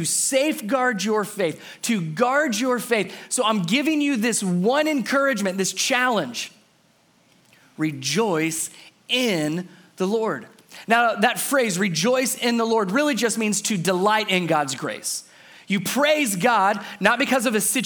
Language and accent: English; Cincinnati, Ohio, United States; moved away; So I'm originally from Cincinnati, Ohio. I'm a Cincinnati boy, grew up in Cincinnati.